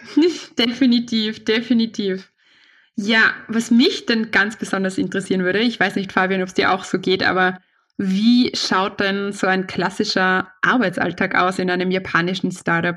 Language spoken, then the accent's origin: German; Austria; also born or lived in Vienna; bei uns in Österreich ist es so, es gibt, wir sind ein sehr kleines Land